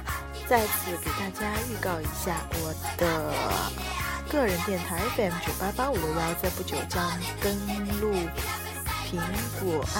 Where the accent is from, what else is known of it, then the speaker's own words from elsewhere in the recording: China; 对我们中国人来说，这是一个再平常不过的日子了。